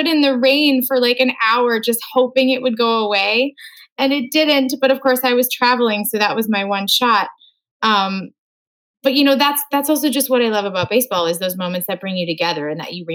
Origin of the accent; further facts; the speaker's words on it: Moorhead, Minnesota, United States; moved away; my hometown of Moorhead, Minnesota